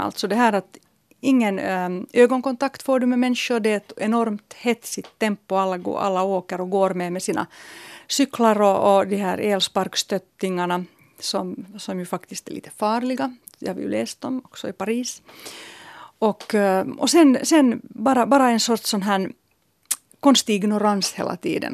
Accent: Helsinki, Uusimaa, Finland; min hemstad

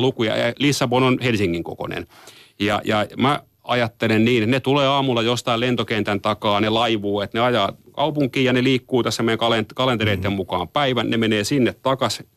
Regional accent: Tampere, Pirkanmaa, Finland; moved away; vanha kotikaupunkini Tampere

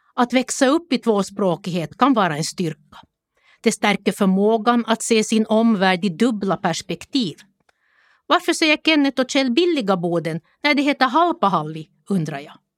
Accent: Jakobstad, Ostrobothnia, Finland; Jag växte upp i Jakobstad under 1960 och 1970-talet.

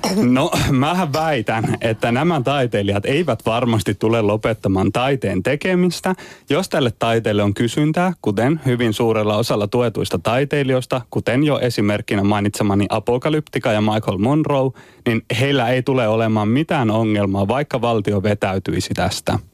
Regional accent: Turku, Southwest Finland, Finland; kotikaupungissani Turussa

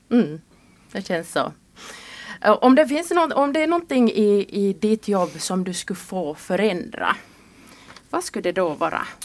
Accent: Kirkkonummi, Uusimaa, Finland; now in Siuntio, Finland; jag kommer själv ursprungligen från Kyrkslätt

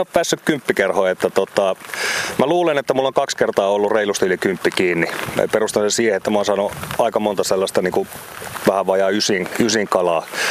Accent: Oulu, North Ostrobothnia, Finland; lapsena Oulussa aikoinaan

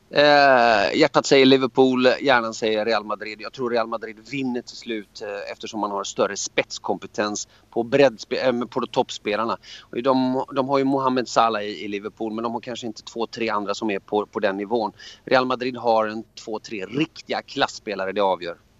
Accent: Hamina, Kymenlaakso, Finland; now in Sweden; Jag är född i Hamina i, Mar- eh, i Fredrikshamn

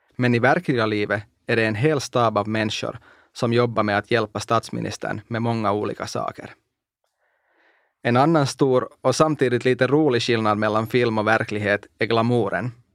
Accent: Espoo, Uusimaa, Finland; first language Finnish; Swedish is a second language; also born or lived in Iisalmi, North Savo; Vi pratade inte partipolitik i mitt barndomshem, först i Idensalmi i norra Savolax, där jag föddes, och sen i Esbo.

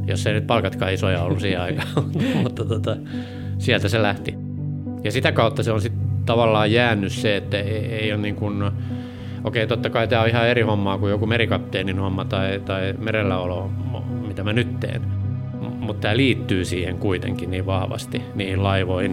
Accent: Hamina, Kymenlaakso, Finland; moved away; also born or lived in Germany / Helsinki; Mä oon Haminasta kotoisin ja siellä oli satama vieressä ja siellä sitten kakarana

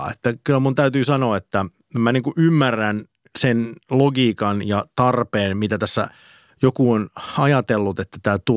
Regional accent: Karelia, Finland; Öö, mä oon karjalainen

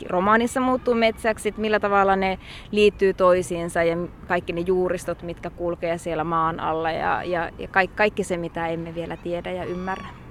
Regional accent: North Ostrobothnia, Finland; moved away; mä itse Pohjois-Pohjanmaalta lähtöisin

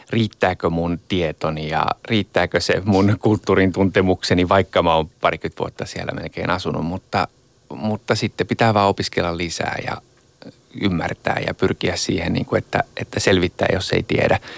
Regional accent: Japan; Kyllä se tietenkin tarkoitti sitä, että, että kyllä sitä aina erottuu vähän, koska siellä ei kauhean montaa länsimaalaista ihmistä vielä niihin aikoihin maaseudulla ollut, mutta

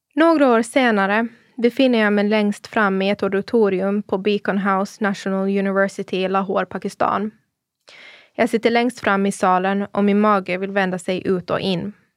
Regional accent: Åland Islands; moved away as an adult; also born or lived in Bollebygd, Sweden; now in Turku, Finland; jag är född och uppvuxen på Åland av pakistanska föräldrar

